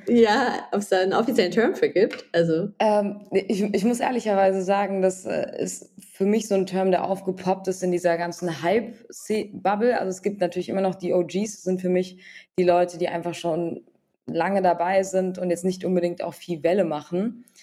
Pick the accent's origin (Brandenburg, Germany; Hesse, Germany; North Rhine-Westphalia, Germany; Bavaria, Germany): Hesse, Germany; Frankfurt; Wir kommen auch noch beide aus Frankfurt